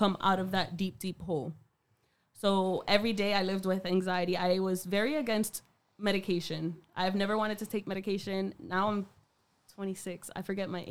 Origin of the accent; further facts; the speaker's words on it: Worcester, Massachusetts, United States; I'm from Burncoat, so we had a fellow classmate